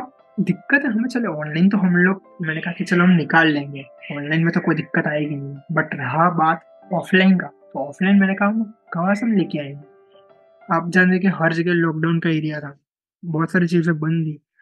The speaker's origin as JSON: {"language": "Hindi", "town": "Ahmedabad", "region": "Gujarat", "country": "India", "tie": "born or raised there", "said": "मैं अहमदाबाद से बिलोंग करता हूँ अहमदाबाद गुजरात से मेरा बर्थ और मेरा पूरा लाइक कह सकते हैं एजुकेशनल जर्नी"}